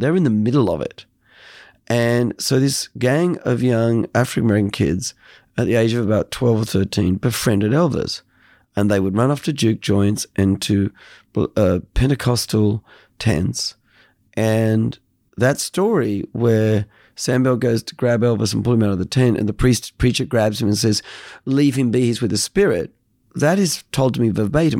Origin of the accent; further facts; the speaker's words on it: Australia; I'm an Australian